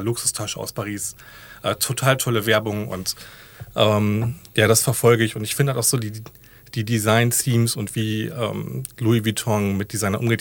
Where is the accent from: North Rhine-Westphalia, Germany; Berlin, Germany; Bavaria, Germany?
North Rhine-Westphalia, Germany; Recklinghausen; also born or lived in Dortmund; ich bin geboren und lebe in Recklinghausen